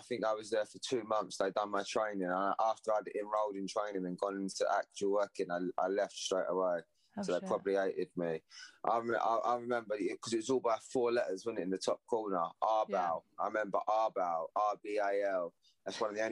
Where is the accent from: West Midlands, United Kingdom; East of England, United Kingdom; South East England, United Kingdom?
East of England, United Kingdom; Southend-on-Sea; Southend's my hometown, that's where I'm from